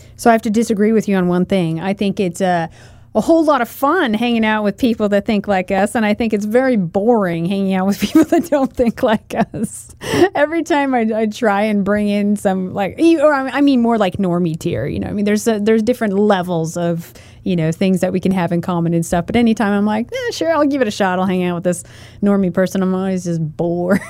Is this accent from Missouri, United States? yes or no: no; Portland, Oregon, United States; now in Idaho, United States; when I grew up, uh, in Portland, Oregon. I was born in Portland, Oregon